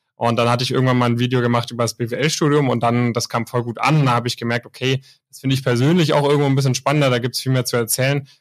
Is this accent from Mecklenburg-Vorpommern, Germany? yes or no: no; near Stuttgart, Baden-Württemberg, Germany; Ich komme auch aus der Nähe von Stuttgart